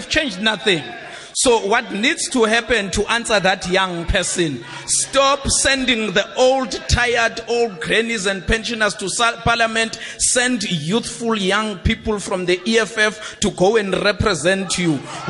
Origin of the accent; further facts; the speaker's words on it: Durban, KwaZulu-Natal, South Africa; By the way, I'm from Durban